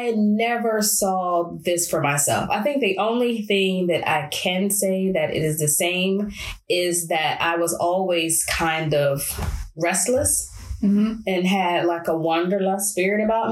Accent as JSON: {"language": "English", "town": "Chicago", "region": "Illinois", "country": "United States", "tie": "born or raised there", "moved": "as an adult", "lives_now": "France", "said": "I grew up in Chicago, Illinois"}